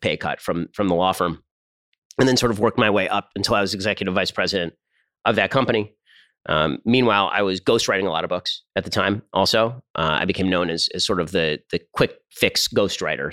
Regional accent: Burbank, California, United States; I grew up in Burbank, California

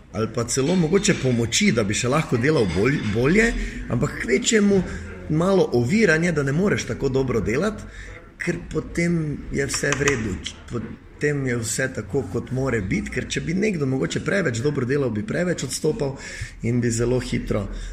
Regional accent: Maribor, Drava, Slovenia; kot Mariborčan ali pa kot nekdo, ki je iz Maribora, eh, pa dela, pa je uspešen v svojem delu

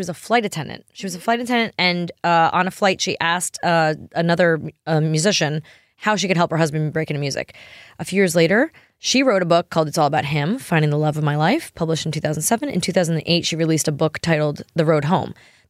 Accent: New York, United States; I grew up in New York.

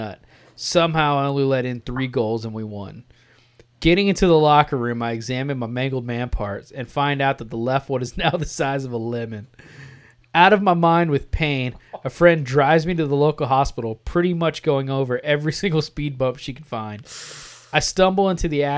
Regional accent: Texas, United States; I'm from Texas.

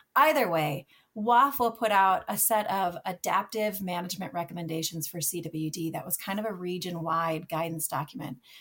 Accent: Minnesota, United States; moved away as an adult; also born or lived in Michigan; it was my home state

